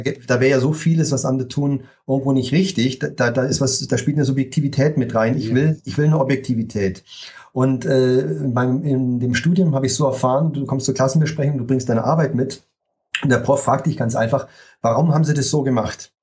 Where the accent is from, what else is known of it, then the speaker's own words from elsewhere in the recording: Munich, Bavaria, Germany; also born or lived in Berlin; im Alter, als ich fünf war, hat meine Mutter nochmal geheiratet, dann sind wir nach München gezogen